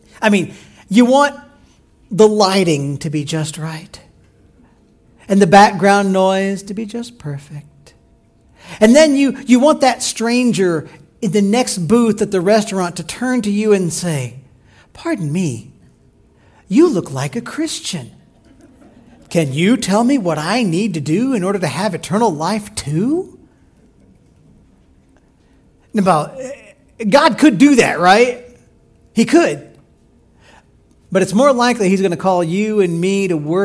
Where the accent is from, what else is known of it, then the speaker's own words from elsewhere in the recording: Illinois, United States; moved away; I grew up in Illinois